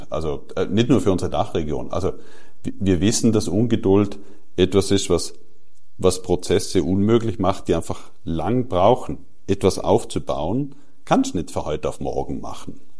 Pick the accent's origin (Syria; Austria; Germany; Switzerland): Austria; Ich weiß sehr gut, was du meinst, aber ich will jetzt als Österreicher nicht über die deutschen